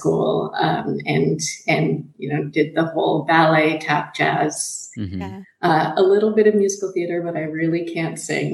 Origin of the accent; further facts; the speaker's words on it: Nanaimo, British Columbia, Canada; moved away as an adult; now in Australia; I grew up on Vancouver Island in Canada. So at that time, it was a bit of a trip to see anything. Now the town where I grew up, Nanaimo, BC